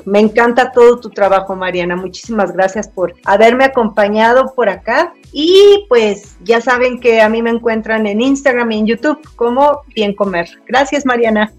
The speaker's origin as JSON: {"language": "Spanish", "country": "Mexico", "said": "mi país, México"}